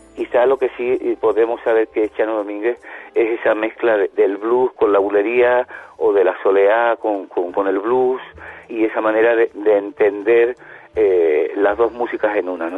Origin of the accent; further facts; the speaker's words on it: Spain; yo que soy un músico español